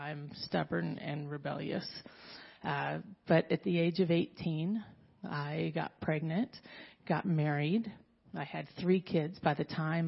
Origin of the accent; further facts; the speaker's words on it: Southern California, United States; I was born in Southern California, raised in a very strong Mormon household